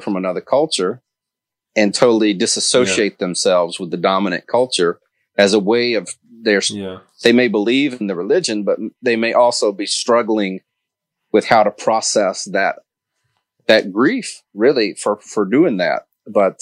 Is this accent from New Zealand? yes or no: no; Mississippi, United States; I grew up in Mississippi, so I grew up in the Deep South.